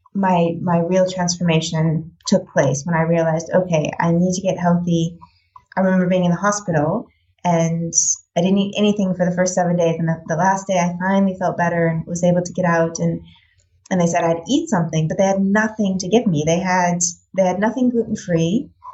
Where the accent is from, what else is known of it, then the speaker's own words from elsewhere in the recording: United States; moved away as an adult; now in Netherlands; I'm American, so I grew up on the standard American diet